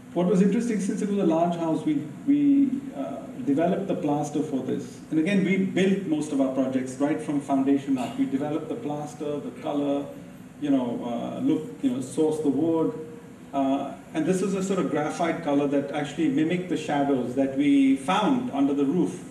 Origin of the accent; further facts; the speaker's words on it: India; I'm Indian.